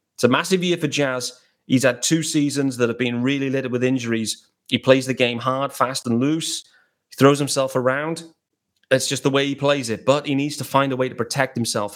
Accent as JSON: {"language": "English", "region": "England", "country": "United Kingdom", "said": "I'm based out in England. I'm British."}